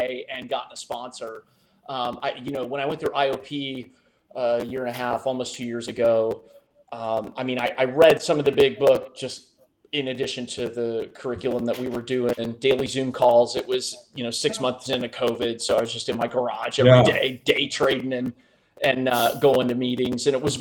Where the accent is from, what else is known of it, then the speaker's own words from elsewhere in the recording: Midwest, United States; I'm your average middle-aged Midwestern middle-income white dude